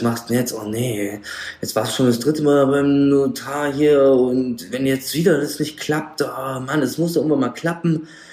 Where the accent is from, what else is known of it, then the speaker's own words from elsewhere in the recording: Frankfurt am Main, Darmstadt, Rhine-Main area, Hesse, Germany; ich komme hier aus Frankfurt am Main, Darmstadt, also Rhein-Main-Gebiet